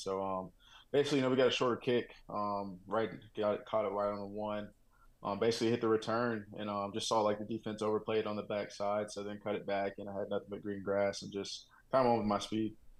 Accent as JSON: {"language": "English", "region": "Texas", "country": "United States", "tie": "born or raised there", "also_born_or_lived": "Oklahoma", "moved": "yes", "lives_now": "Denver, United States", "said": "I grew up in Texas. moved to Oklahoma"}